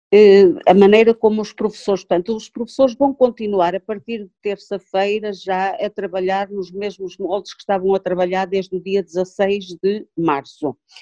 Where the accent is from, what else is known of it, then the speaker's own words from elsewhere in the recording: Tabuaço, Norte, Portugal; eu sou do Cato Tabuaço